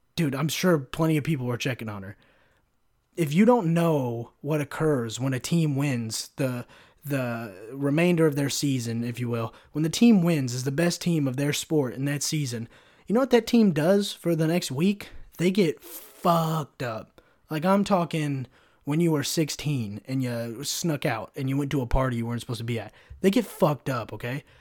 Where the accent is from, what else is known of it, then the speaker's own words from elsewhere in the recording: California, United States; I'm somewhat from California